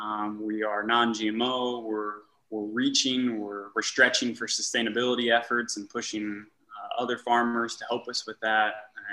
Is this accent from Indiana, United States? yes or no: yes; Indiana, United States; For me, my roots are here in Indiana.